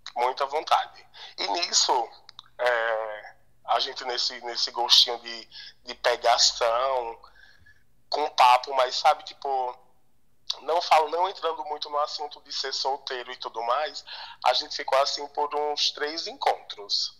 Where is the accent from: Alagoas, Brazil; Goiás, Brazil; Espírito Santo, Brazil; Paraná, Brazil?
Alagoas, Brazil; moved away as an adult; now in São Paulo, Brazil; eu sou nordestino, né? Eu sou lá natural de Alagoas